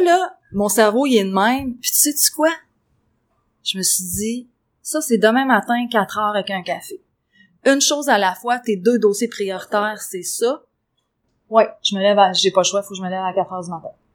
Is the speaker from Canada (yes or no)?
yes; Quebec, Canada; on est des Québécois